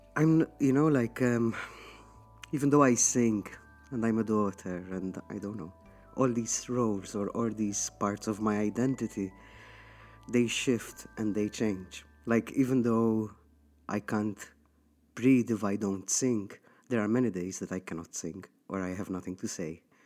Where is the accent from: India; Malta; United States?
Malta; moved away as an adult; I got raised here in Malta